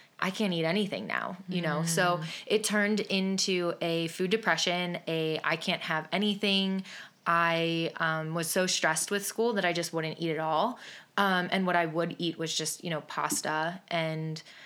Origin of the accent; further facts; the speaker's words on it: Willoughby, Ohio, United States; I am from Willoughby, Ohio, and a local to downtown Willoughby